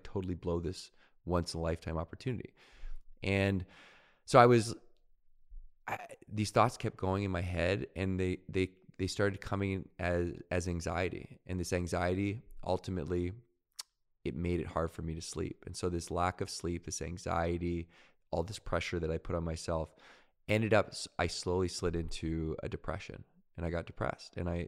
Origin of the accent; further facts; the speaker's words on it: Victoria, British Columbia, Canada; I grew up in Victoria, BC.